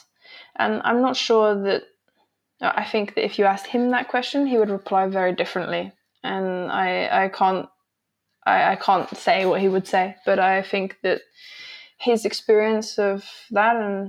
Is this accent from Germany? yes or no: no; England, United Kingdom; moved away; I grew up in England